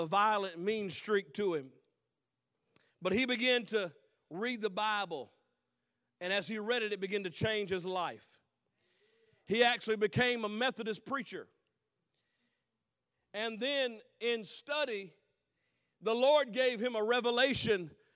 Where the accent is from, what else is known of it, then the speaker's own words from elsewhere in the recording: North Carolina, United States; I'm from North Carolina, so we say the police